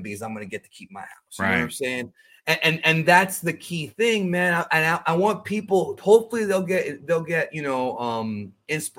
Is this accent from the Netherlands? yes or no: no; Cuba; moved away; My family's in Cuba. I'm an immigrant from Cuba.